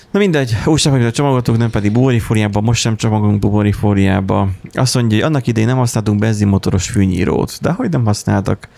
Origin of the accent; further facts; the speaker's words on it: Borsod-Abaúj-Zemplén, Hungary; mert ugye a busz se nagyon járt, tehát borsodról van szó